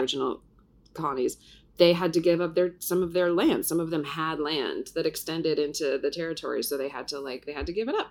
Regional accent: Ohio, United States; now in New York, United States; I grew up in Ohio

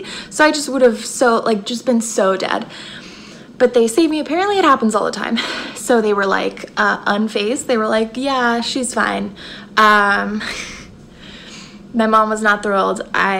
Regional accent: Phoenix, Arizona, United States; So when I was six, I grew up in Phoenix

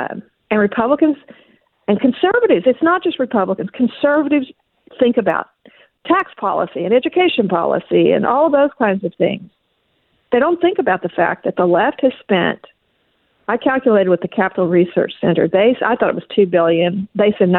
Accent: Oklahoma, United States; I was raised in Oklahoma when Oklahoma was a very Democratic state.

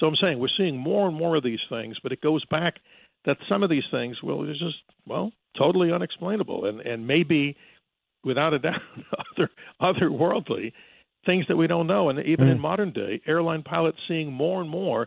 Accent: New York, United States; now in Arizona, United States; as a fellow New Yorker in the past

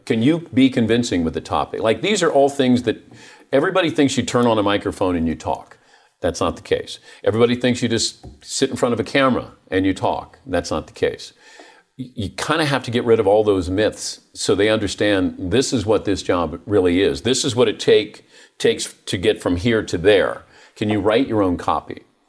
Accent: Ohio, United States; moved away; also born or lived in Dayton; I grew up in Ohio

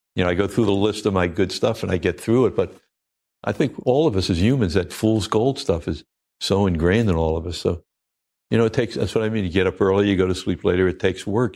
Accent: Oceanside, New York, United States; moved away; also born or lived in Maui; I'm a kid from Oceanside, Long Island

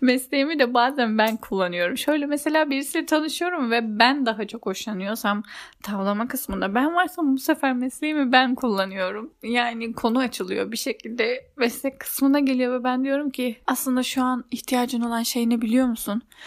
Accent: Turkey; bizim Türklerde

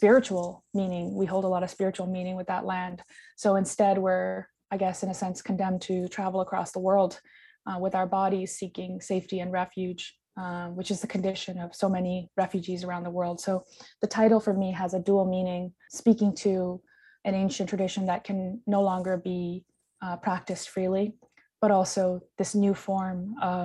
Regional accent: Nepal; moved away; also born or lived in Vancouver, Canada / Toronto, Canada / New York City, United States; I grew up in Nepal, and I also have lived in Canada and the United States

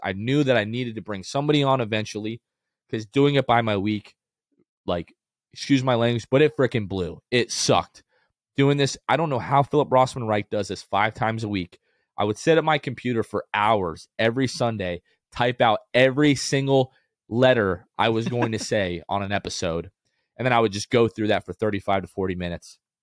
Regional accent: Florida, United States; also born or lived in New Jersey / North Carolina; when I was three years old, we moved here to Florida

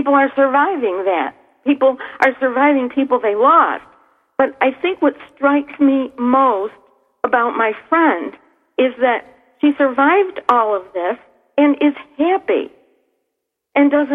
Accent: Niagara Falls, New York, United States; my hometown here in Niagara Falls

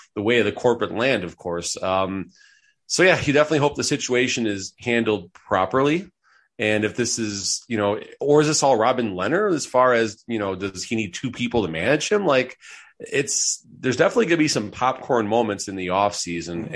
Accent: outside of Chicago, Illinois, United States; growing up outside of Chicago.

